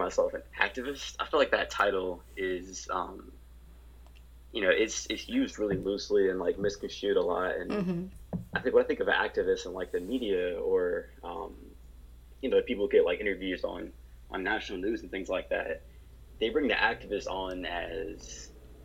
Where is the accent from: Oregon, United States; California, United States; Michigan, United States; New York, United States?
Michigan, United States; Detroit; growing up in Detroit